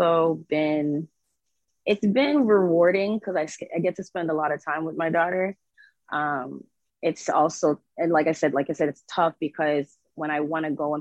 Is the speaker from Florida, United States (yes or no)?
yes; Fort Lauderdale, Florida, United States; I am from Fort Lauderdale, Florida